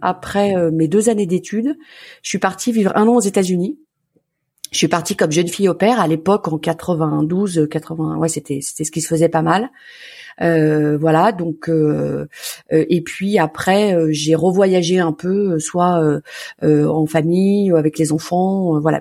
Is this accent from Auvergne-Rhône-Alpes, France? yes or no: yes; Lyon, Auvergne-Rhône-Alpes, France; j'ai grandi à Lyon, dans un très joli quartier qui est un peu un village dans la ville qui s'appelle le Point du Jour.